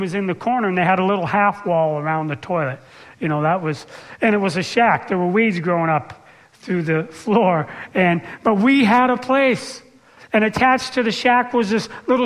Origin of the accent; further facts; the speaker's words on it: Seattle, Washington, United States; also born or lived in La Conner; we were from the city. I grew up in Seattle